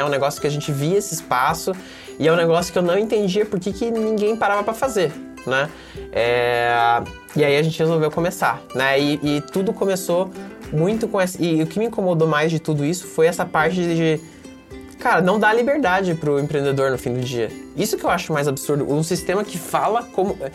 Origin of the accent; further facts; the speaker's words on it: Mafra, Santa Catarina, Brazil; moved away; eu sou de Mafra, né, Santa Catarina, uma cidade pequena de 50 mil habitantes